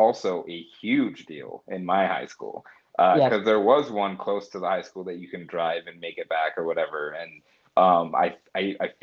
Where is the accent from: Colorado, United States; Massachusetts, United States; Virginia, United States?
Colorado, United States; Colorado Springs; I grew up in Colorado Springs, Colorado.